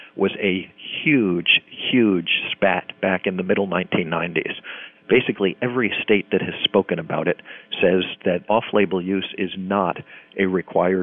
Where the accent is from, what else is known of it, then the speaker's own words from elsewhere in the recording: United States; I'm an American